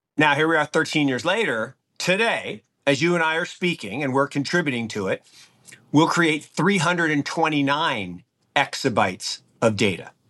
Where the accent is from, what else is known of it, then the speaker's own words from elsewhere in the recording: Seattle, Washington, United States; the early eighties where I grew up in Seattle